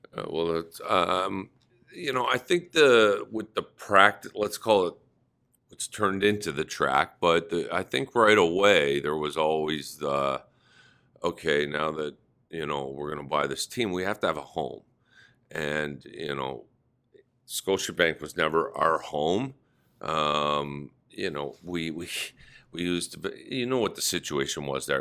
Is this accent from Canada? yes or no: yes; Toronto, Ontario, Canada; it had to be in my hometown